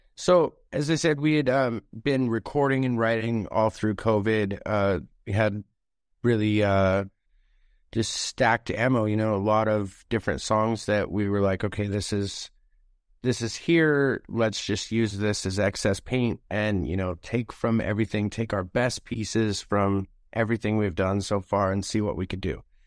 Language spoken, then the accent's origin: English; Anchorage, Alaska, United States; that's home